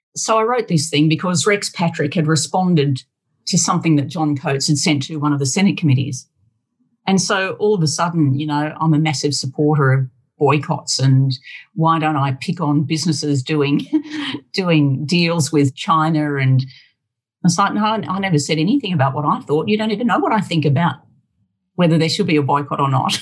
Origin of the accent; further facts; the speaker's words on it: Australia; also born or lived in Sydney; I'm Australian